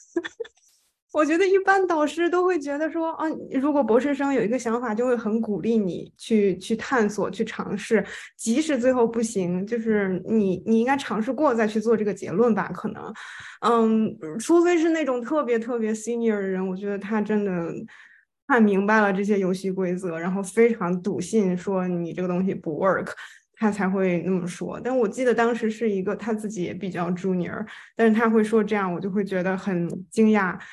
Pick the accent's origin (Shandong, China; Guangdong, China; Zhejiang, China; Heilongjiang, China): Shandong, China; moved away as an adult; also born or lived in Beijing; now in Madrid, Spain; 我呢其实是前二十六年的时间吧，就是在，呃，中国，然后我在山东长大，在北京读的本科和硕士